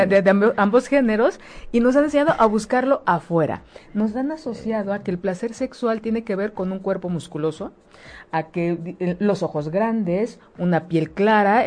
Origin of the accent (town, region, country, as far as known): Mexico